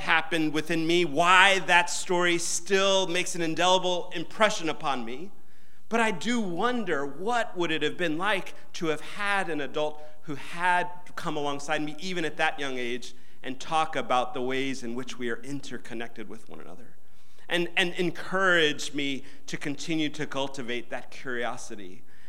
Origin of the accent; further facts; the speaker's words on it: Atlanta, Georgia, United States; I grew up here in Atlanta